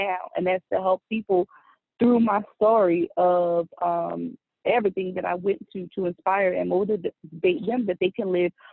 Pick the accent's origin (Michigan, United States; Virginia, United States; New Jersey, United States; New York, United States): New Jersey, United States; Trenton; moved away; I was born and raised in Trenton, New Jersey